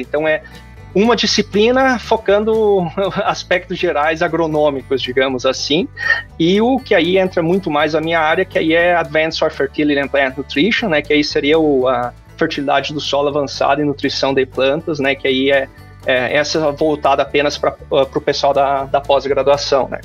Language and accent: Portuguese; Paraíso do Sul, Rio Grande do Sul, Brazil; moved away as an adult; also born or lived in Agudo, Rio Grande do Sul / Santa Maria, Rio Grande do Sul; now in Arkansas, United States; eu sou nascido em Agudo, né? Mas na verdade, os meus pais tinham uma pequena propriedade em Paraíso do Sul